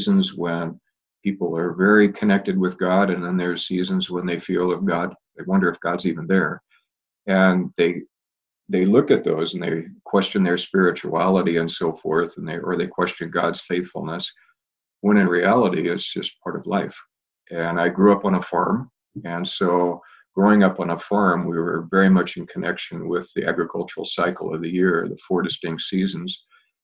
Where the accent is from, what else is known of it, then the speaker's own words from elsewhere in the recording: Portland, Oregon, United States; I grew up in Portland, grew up out in the Clackamas area